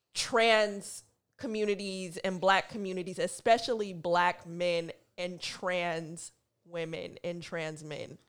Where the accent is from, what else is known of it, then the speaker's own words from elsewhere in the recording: Oakland, California, United States; moved away as an adult; also born or lived in Seattle; now in New York, United States; I grew up in Oakland, grew up in a town